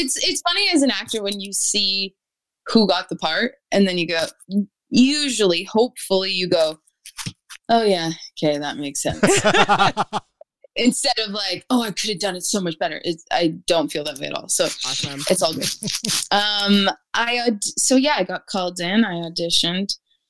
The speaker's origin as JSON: {"language": "English", "town": "Winnipeg", "region": "Manitoba", "country": "Canada", "said": "I'm from Winnipeg"}